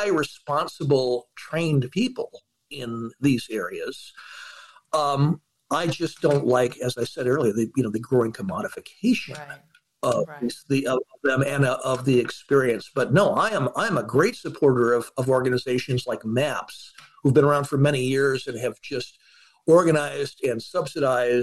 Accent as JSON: {"language": "English", "region": "California", "country": "United States", "said": "I'm a Californian."}